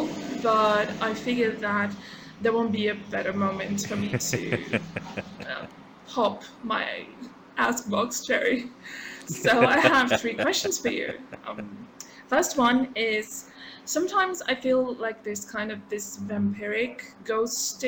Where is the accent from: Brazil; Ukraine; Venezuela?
Brazil; I am from Brazil